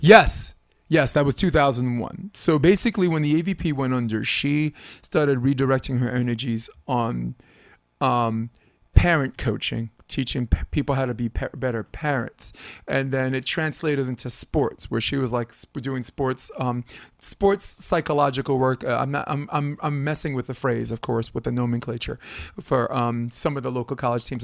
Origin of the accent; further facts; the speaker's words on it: New York, United States; moved away; I'm from New York, and I know how it feels to only be able to actually play beach volleyball, like, for, three mon, four, four months out of the year